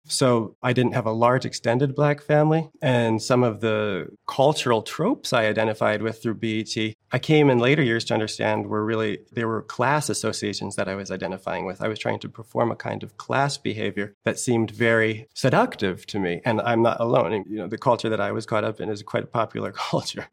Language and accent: English; not far from Newark, New Jersey, United States; I grew up in New Jersey, not far from Newark, New Jersey